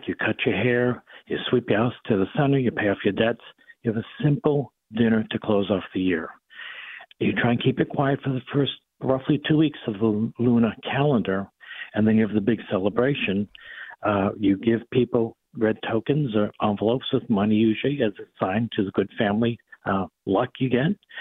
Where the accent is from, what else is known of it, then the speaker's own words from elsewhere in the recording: Boston, Massachusetts, United States; accent: Boston; my Boston accent